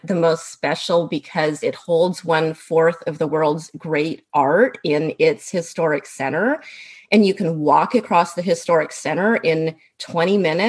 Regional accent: California, United States; I'm American. I was born and raised in California, although I'm also British. My mother is British

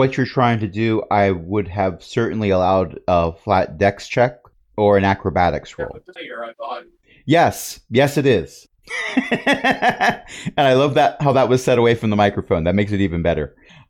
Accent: New Jersey, United States; born there; Unfortunately, I was born in Joysey.

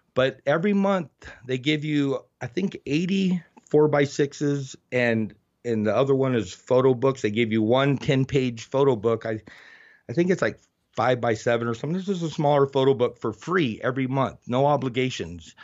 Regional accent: Oracle, Arizona, United States; also born or lived in Tucson, Arizona / Nevada; I grew up out here in a rural area

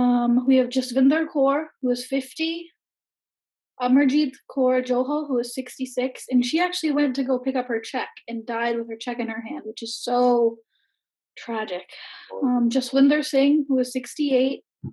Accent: Ohio, United States; I'm from Ohio

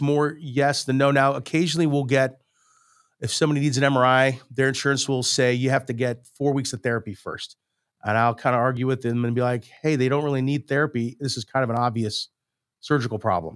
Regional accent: St. Louis, Missouri, United States; I'm from Saint Louis. I grew up here in, in West County

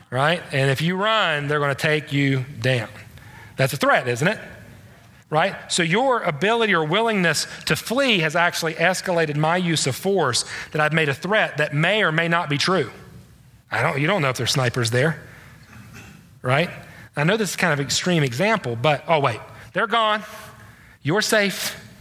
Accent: the East, East Coast, United States; I'm from the East

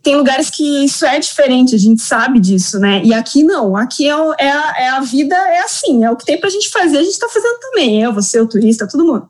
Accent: Curitiba, Paraná, Brazil; Eu sou curitibana e moro em Curitiba

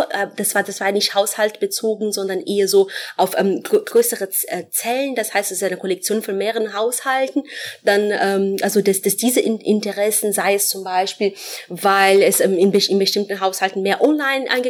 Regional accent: Brazil; German is a second language; moved away as an adult; now in Frankfurt, Germany; Ich komme ursprünglich aus Brasilien.

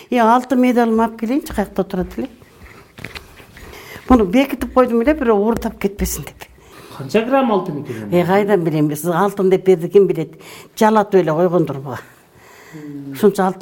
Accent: Talas Region, Kyrgyzstan; moved away as an adult; also born or lived in Bishkek / Chatkal District, Jalal-Abad Region; now in Jany-Bazar, Kyrgyzstan; мен бишкекте болдум өзүм Э, таласта чоңойгом өзүм чындап келгенде э, чаткалдын эле кызыл токоюнан болот экенбиз кийин атам кийин көчүп келди

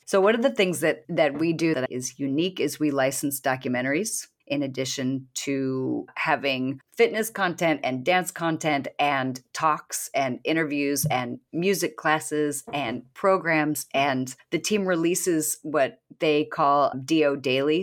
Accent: Washington, United States; I was born in Washington State

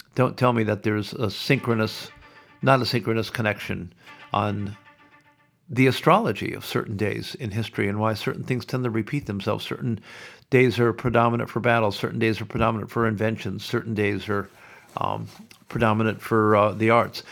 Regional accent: Sioux City, Iowa, United States; now in Melbourne, Australia; When I grew up in Iowa, in Sioux City

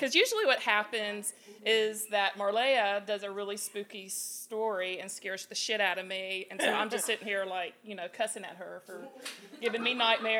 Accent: the South, United States; I'm from the South, so I have, like, a big mouth on me.

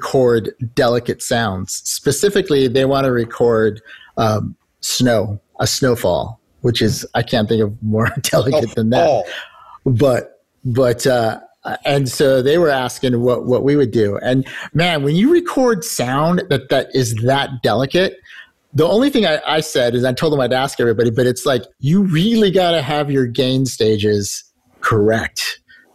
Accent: Southern California, United States; I'm from Southern California

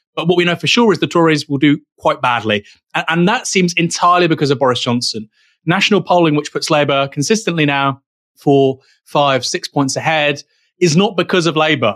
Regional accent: United Kingdom; as a Brit

